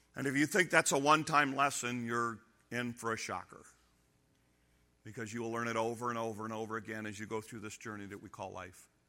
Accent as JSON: {"language": "English", "country": "United States", "said": "I'm an American"}